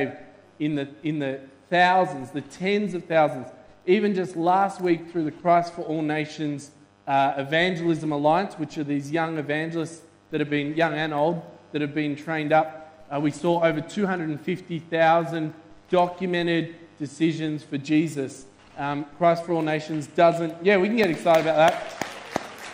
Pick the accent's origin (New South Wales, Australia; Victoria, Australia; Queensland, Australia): Victoria, Australia; Melbourne; we're from Melbourne